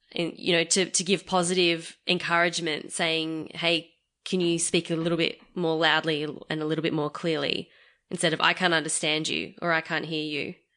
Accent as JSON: {"language": "English", "country": "Australia", "tie": "born or raised there", "said": "I was born in Australia."}